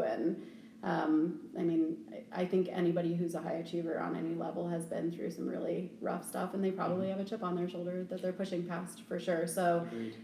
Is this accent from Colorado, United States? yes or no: yes; Aurora, Colorado, United States; also born or lived in Greenwood Village, Colorado / Parker, Colorado; I've been here since I was six years old